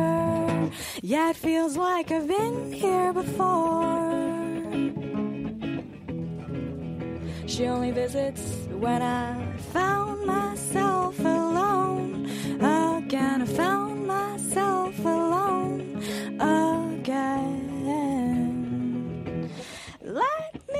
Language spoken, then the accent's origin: English; United States; growing up in the United States, race was always projected as a black or white issue